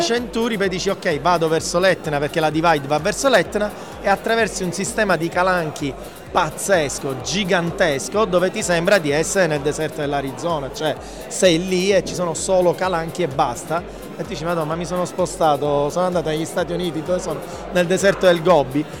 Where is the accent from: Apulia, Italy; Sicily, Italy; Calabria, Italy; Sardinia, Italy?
Sicily, Italy; io da siciliano